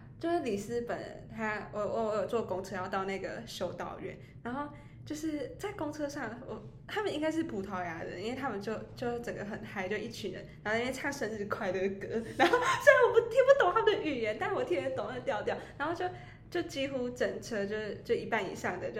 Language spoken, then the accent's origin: Chinese; Taichung, Taiwan; 我发现很多外籍生对台中的印象都是黑道老大，哎，黑帮老大，对，就是就我刚才说，哦，我来自台中